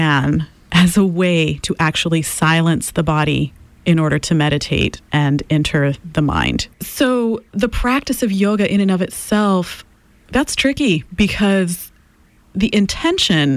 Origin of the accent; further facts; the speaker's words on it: Haiti; English is a second language; moved away as an adult; I come from Haiti and voodoo is the cultural practice there.